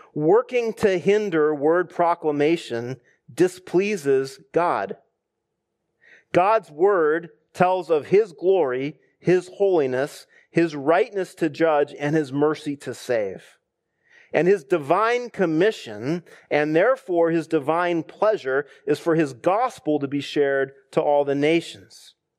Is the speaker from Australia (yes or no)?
no; United States; us as American Christians